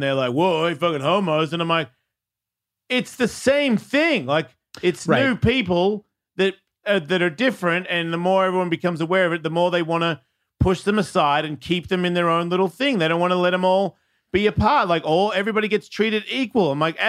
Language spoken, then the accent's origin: English; Tampa, Florida, United States; Like, you don't even know, man. I'm from Tampa.